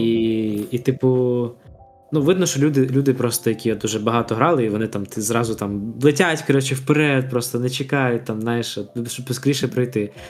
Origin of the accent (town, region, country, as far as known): Ukraine